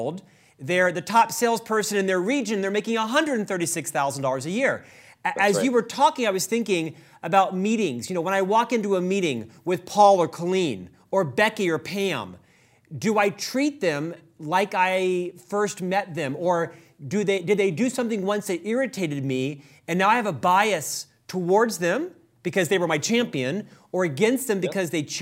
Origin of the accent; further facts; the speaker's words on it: Orlando, Florida, United States; I'm actually from Orlando, Florida